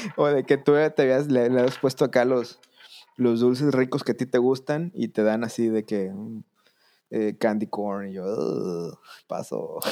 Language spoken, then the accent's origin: Spanish; southern Tamaulipas, Mexico; desde que yo era niño, yo vivía en la parte norte de México, en el sur de Tamaulipas